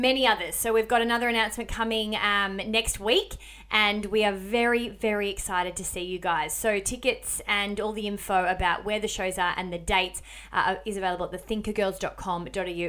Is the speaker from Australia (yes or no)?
yes; Melbourne, Victoria, Australia; moved away; I'm from Melbourne